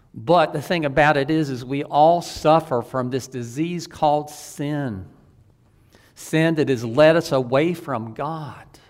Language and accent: English; the Old South, United States; I was from the Old South